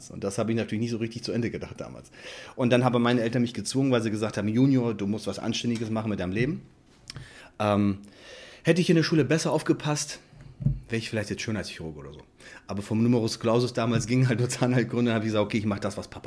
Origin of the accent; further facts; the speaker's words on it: Bremerhaven, Bremen, Germany; ich komme aus Bremerhaven. Da hatte mein Vater die Praxis und ich bin weggegangen und habe 2002 meine komplett eigene Praxis aufgemacht